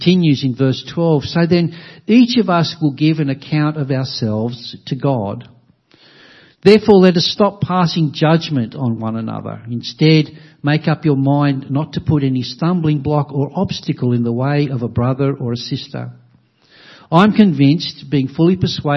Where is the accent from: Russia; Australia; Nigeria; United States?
Australia; Many of us, all of us, in a country like Australia, whether we appreciate it or not, enjoy the blessings of Christianity